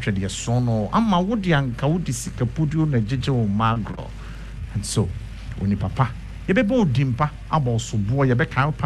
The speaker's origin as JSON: {"language": "English", "country": "Ghana", "tie": "born or raised there", "said": "I was born a free Ghanaian"}